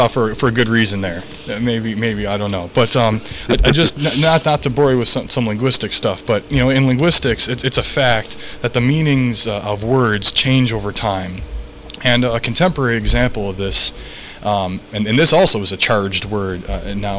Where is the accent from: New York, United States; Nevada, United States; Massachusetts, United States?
New York, United States; I'm from New York